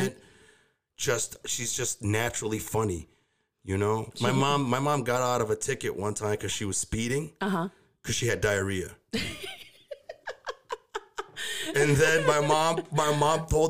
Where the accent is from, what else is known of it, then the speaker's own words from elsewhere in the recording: Dearborn, Michigan, United States; I was born and raised in Dearborn